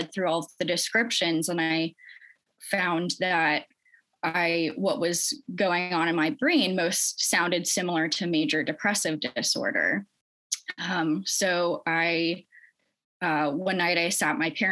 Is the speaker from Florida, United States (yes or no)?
yes; St. Petersburg, Florida, United States; my hometown in St. Petersburg, Florida